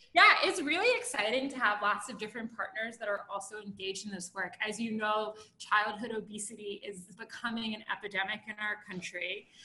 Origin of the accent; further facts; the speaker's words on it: Baltimore, Maryland, United States; I'm from Baltimore